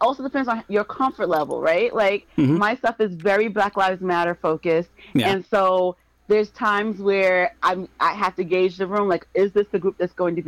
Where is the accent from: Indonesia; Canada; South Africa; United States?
United States; I'm American